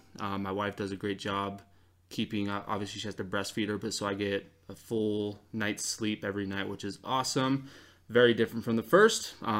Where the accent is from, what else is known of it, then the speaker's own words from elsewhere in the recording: Salt Lake City, Utah, United States; I grew up in Salt Lake, and I'm also not Mormon, so something kind of funny about me, big family from Salt Lake, not Mormon.